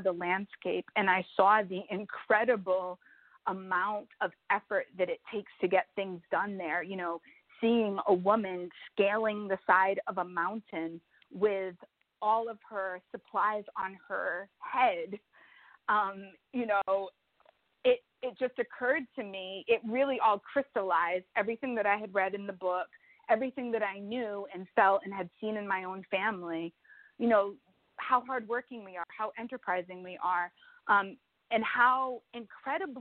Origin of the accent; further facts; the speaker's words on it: New Bedford, Massachusetts, United States; I grew up in New Bedford, Massachusetts. I attended New Bedford public schools throughout my entire education.